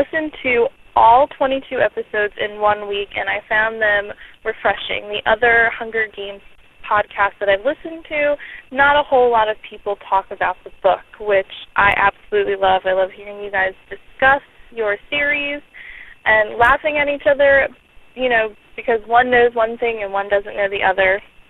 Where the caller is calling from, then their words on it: Baltimore, Maryland, United States; I'm calling from Baltimore, Maryland